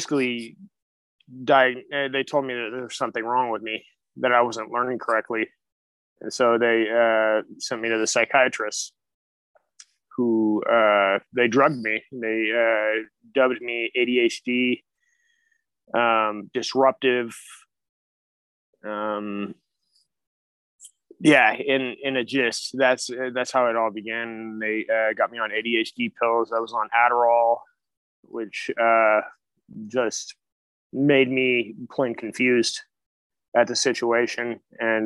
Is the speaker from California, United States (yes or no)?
yes; Sonoma, California, United States; I grew up in Sonoma, California